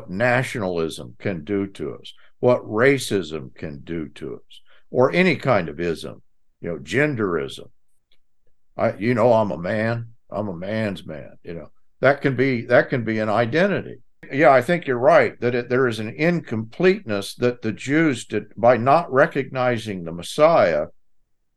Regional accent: Texas, United States; I'm from Texas

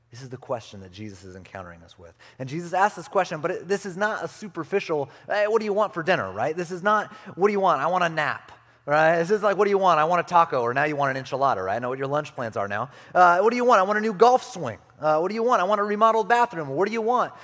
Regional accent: California, United States; moved away; also born or lived in Arizona; I grew up in California

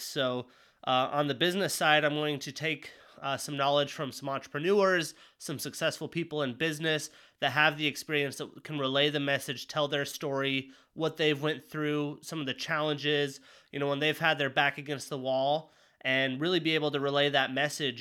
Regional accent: Jackson, Wyoming, United States; moved away; also born or lived in Montana; growing up in Wyoming

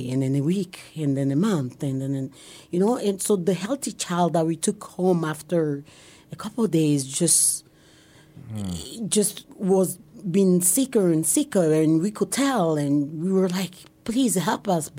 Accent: Togo; moved away as an adult; now in Omaha, United States; And I come from Togo. T-O-G-O is on the west coast of Africa.

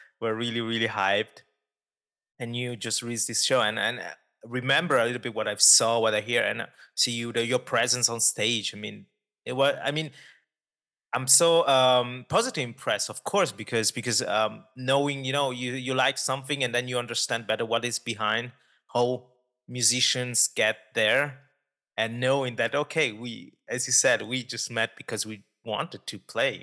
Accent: Ticino, Switzerland; I grew up in Ticino

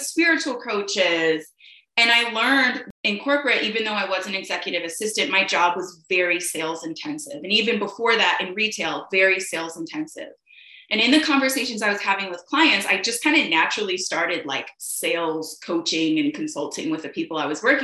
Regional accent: Chicago, Illinois, United States; now in Atlanta, United States; I'm originally from Chicago

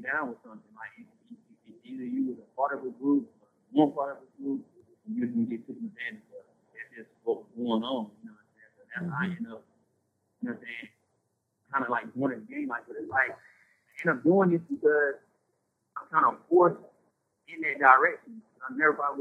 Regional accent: Durham, North Carolina, United States; I'm from Durham, so, like, a lot of people, like, in my neighborhood, I grew up in a crip neighborhood

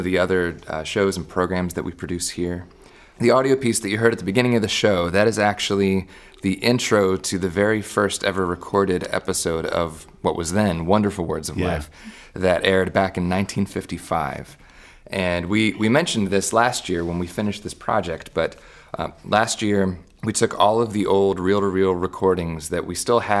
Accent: United States; as an American citizen grew up here

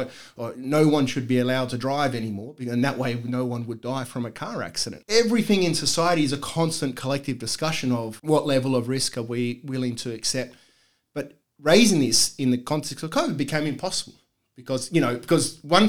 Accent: Sydney, New South Wales, Australia; growing up in Bosley Park

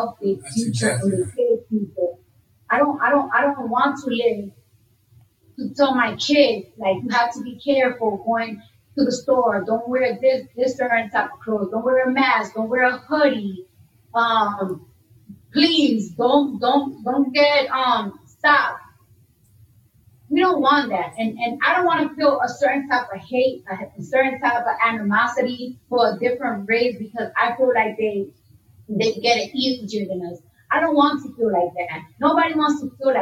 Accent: New York City, New York, United States; I'm from New York, so when you're in high school or middle school, they give you a free metro card

